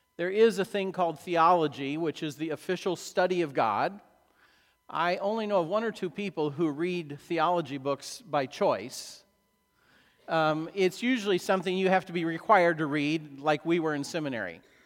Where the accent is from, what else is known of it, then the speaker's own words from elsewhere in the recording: Illinois, United States; I grew up in Illinois cornfields